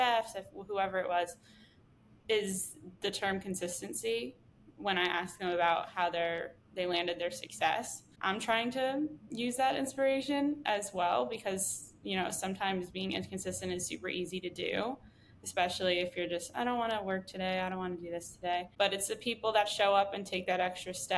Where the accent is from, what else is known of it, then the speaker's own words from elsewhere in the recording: New England, United States; now in California, United States; Yeah, I grew up in New England as well.